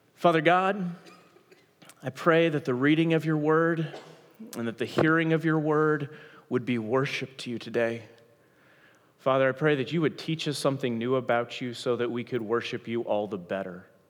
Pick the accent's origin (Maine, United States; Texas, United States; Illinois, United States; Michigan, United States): Texas, United States; Dallas; I'm from Dallas, Texas. I grew up uh, on the north side of Dallas in Carrollton and the Colony and Frisco.